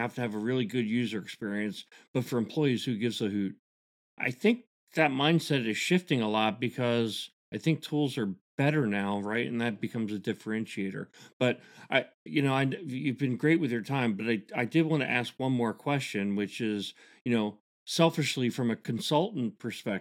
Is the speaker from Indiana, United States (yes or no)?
no; Augusta, Georgia, United States; I'm from Augusta, Georgia